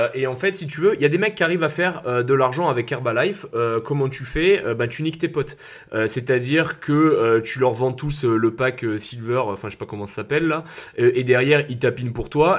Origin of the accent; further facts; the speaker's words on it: south-east France, France; j'ai grandi dans le sud de la France